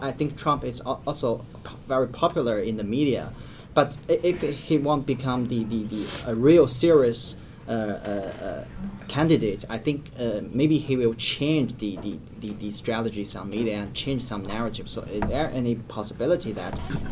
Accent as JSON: {"language": "English", "country": "China", "second_language": "English", "moved": "yes", "said": "I'm from China, and from Chinese perspective"}